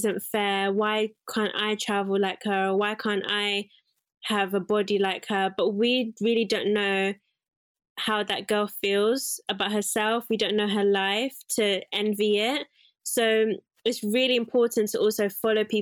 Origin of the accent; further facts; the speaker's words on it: Zimbabwe; I'm from Zimbabwe, most of my relatives or my cousins are very curvaceous